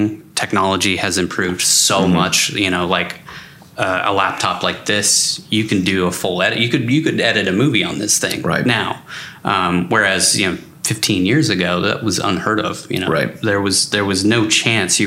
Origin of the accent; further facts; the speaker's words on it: Washington, United States; moved away as an adult; also born or lived in Bay Area; I grew up in Washington State, and then I wanted to get out of the rain